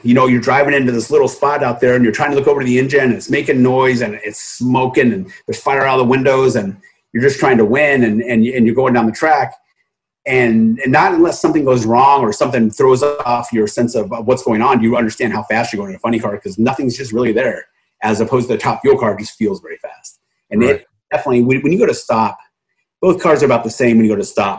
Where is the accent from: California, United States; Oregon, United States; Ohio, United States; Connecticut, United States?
California, United States; Southern; I grew up in Southern California